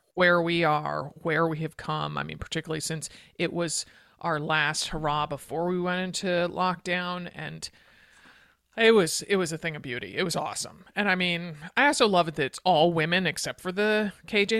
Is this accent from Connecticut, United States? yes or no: yes; Connecticut, United States; my home state of Connecticut